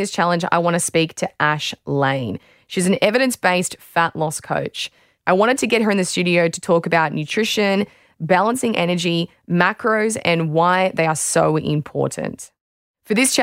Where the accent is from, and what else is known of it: Australia